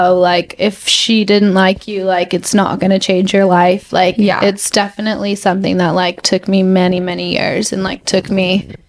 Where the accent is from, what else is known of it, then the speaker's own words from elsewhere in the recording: Texas, United States; I was like, sorry, I'm just from Texas.